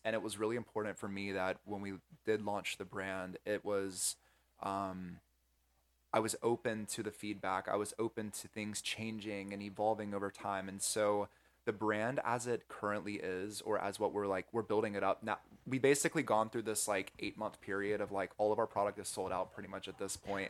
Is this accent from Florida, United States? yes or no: no; North Carolina, United States; moved away as an adult; now in California, United States; I'm from the Southeast originally in North Carolina